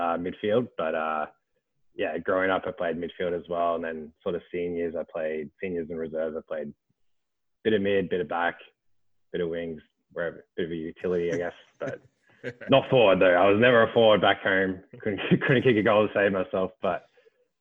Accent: Geelong, Victoria, Australia; moved away as an adult; now in Ottawa, Canada; I'm from Geelong

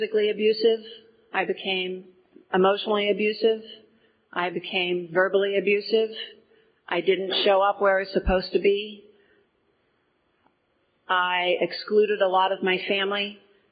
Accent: Portage County, Ohio, United States; I grew up in Portage County

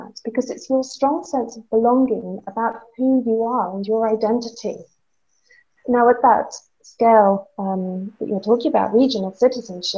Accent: Guernsey; I grew up in the Channel Islands. I'm from Guernsey.

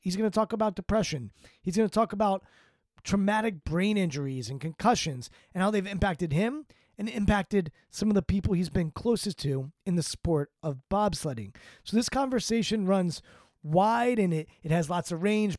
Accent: Washington, District of Columbia, United States; I'm from Washington, D C.

